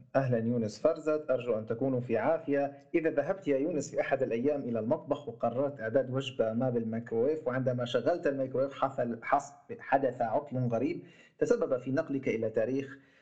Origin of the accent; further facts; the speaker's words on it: Syria; عندنا بسوريا